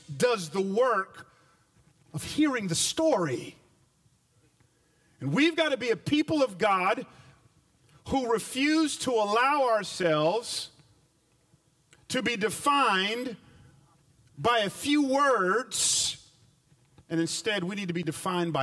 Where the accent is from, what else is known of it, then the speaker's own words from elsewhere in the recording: Atlanta, Georgia, United States; now in Memphis, United States; I grew up in Atlanta back in the 80s